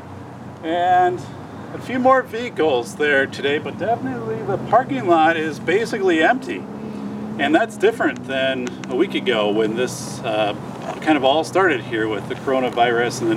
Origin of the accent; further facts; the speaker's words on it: southern Wisconsin, United States; an elementary school in my hometown